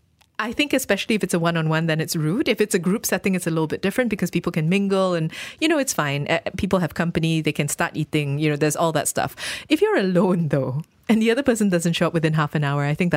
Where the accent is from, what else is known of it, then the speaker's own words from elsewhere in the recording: Malaysia; It almost felt like I was being extra Malaysian by being just, you know, that little bit lax about time